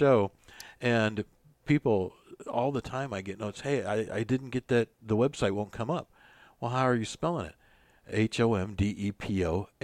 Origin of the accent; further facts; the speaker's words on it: Missouri, United States; growing up in Missouri